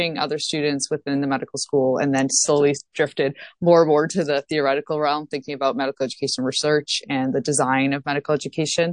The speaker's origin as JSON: {"language": "English", "town": "Toronto", "region": "Ontario", "country": "Canada", "moved": "as an adult", "lives_now": "Boston, United States", "said": "So I'm originally from Toronto, Ontario, as I mentioned, and went to the University of Toronto"}